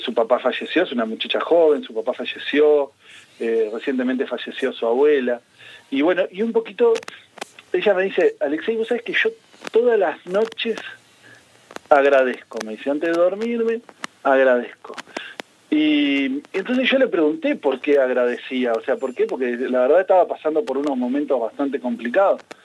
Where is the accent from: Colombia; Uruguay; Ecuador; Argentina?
Uruguay; como todo uruguayo